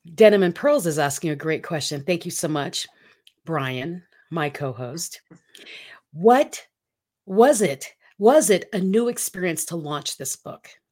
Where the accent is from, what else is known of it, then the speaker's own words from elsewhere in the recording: Philippines; moved away; I grew up in the Philippines